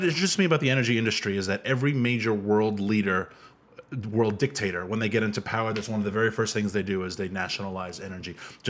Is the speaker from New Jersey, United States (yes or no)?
no; New York City, New York, United States; I'm from Queens.